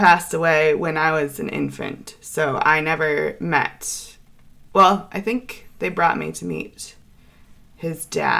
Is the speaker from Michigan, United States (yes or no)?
yes; Holland, Michigan, United States; Well, I still grew up in Michigan. I grew up in Holland, Michigan.